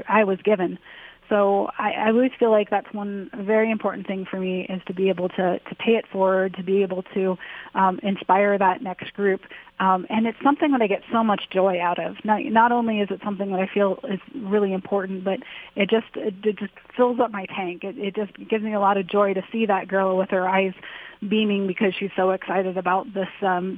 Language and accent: English; Akron, Ohio, United States; Growing up in Akron, Ohio